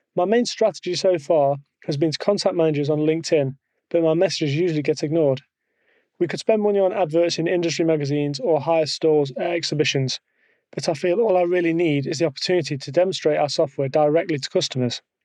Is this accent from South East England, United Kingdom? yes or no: no; Nottingham, East Midlands, United Kingdom; I'm from Nottingham in England.